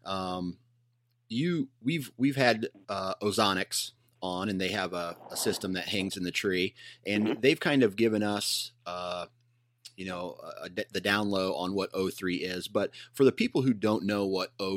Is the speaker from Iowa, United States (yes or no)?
yes; Iowa, United States; I'm from Iowa. I'm in the eastern side of the state